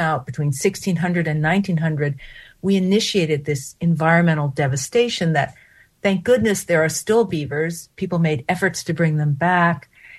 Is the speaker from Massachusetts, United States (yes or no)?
no; Hudson Valley, New York, United States; I grew up in the Hudson Valley